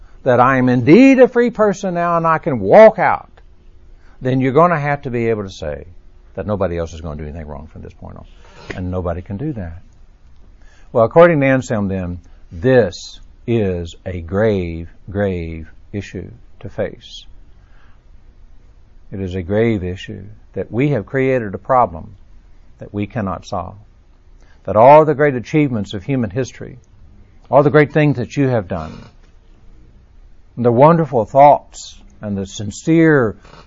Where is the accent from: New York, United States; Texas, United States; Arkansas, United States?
Texas, United States; now in Birmingham, United States; I was born and raised in Texas. I'm a child of the South. I live in Birmingham